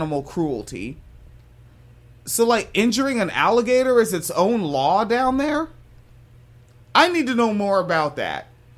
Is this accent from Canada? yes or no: no; Washington, United States; when I was just a child growing up in Washington State